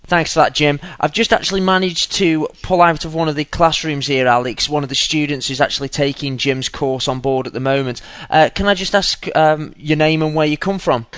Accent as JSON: {"language": "English", "town": "Belfort", "region": "Bourgogne-Franche-Comté", "country": "France", "second_language": "English", "moved": "as an adult", "lives_now": "United Kingdom", "said": "I'm come from France, in Northeast, a town called Belfort near the Switzerland"}